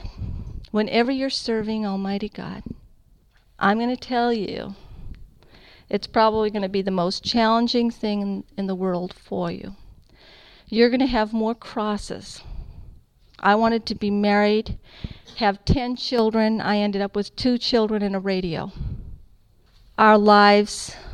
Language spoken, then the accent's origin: English; California, United States; I'm from California.